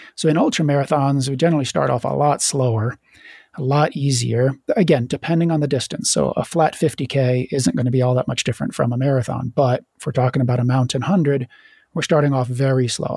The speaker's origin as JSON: {"language": "English", "region": "Virginia", "country": "United States", "tie": "born or raised there", "also_born_or_lived": "Florida / Idaho", "moved": "yes", "said": "I grew up in Virginia"}